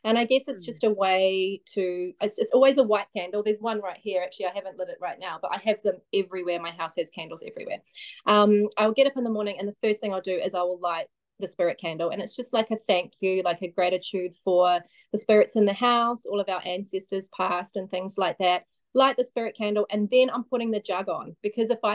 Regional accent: Mount Maunganui, Bay of Plenty, New Zealand; also born or lived in Australia; I'm from a little beach town called Mount Maunganui

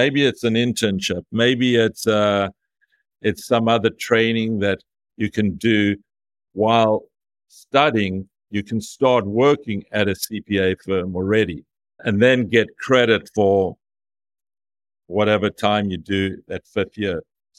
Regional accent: South Africa; moved away as an adult; now in United States; Now, I came from South Africa 35 years ago to America.

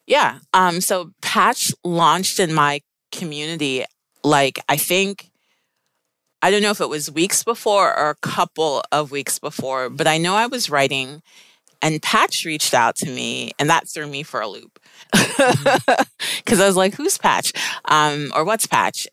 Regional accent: Maplewood, New Jersey, United States; also born or lived in Maryland; my family immigrated from Sierra Leone, West Africa, and I grew up in Maplewood, New Jersey

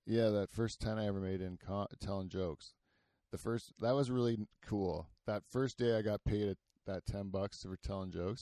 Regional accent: Canada

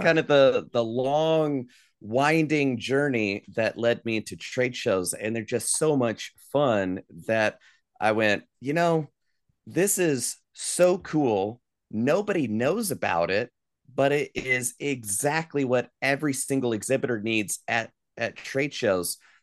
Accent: Asheville, North Carolina, United States; I grew up here in Asheville, North Carolina, before going off on the road for twenty years and moving back where I live now.

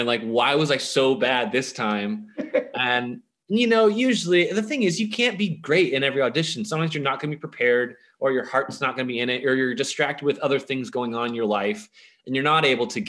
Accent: Richardson, Texas, United States; born or raised there

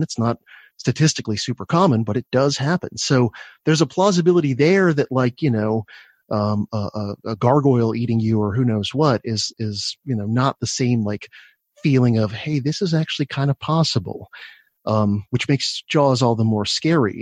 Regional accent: Florida, United States; I grew up in Florida

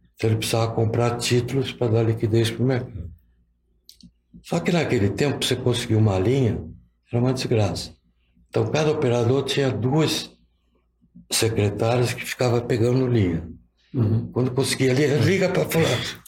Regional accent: São Paulo, Brazil; com 12 anos, eu fazia um serviço de estafeta que tinha aqui em São Paulo

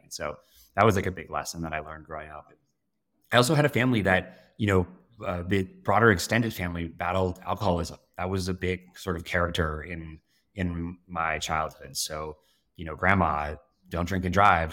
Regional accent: south of Denver, Colorado, United States; I grew up in Colorado, uh, sort of south of Denver

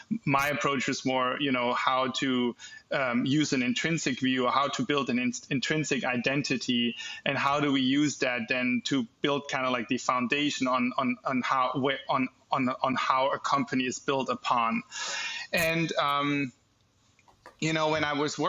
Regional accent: Germany; moved away as an adult; now in United States; I'm born and raised in Germany. Went to school there, got my education there, also started my first business in Germany before I moved over to the United States in 2016

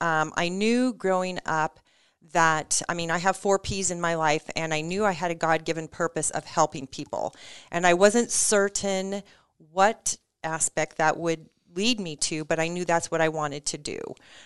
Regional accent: North Platte, Nebraska, United States; I grew up in Western Nebraska. We moved to Nebraska when I was five, and I'm the oldest of three girls.

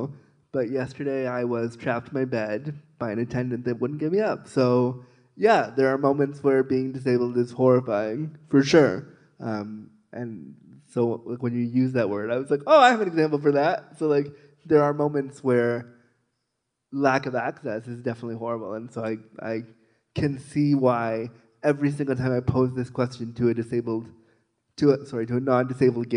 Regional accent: Toronto, Ontario, Canada; I'm from Toronto

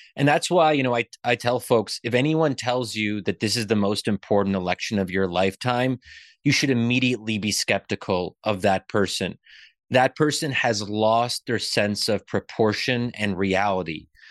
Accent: Pennsylvania, United States; I'm born and raised in Pennsylvania, but, um, my family comes from Egypt

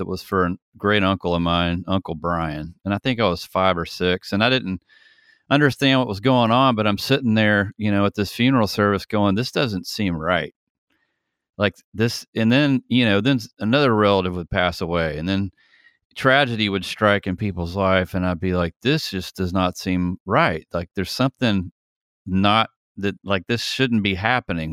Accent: Atlanta, Georgia, United States; also born or lived in San Francisco; I'm from Atlanta, Georgia. I've literally been in Georgia my entire life

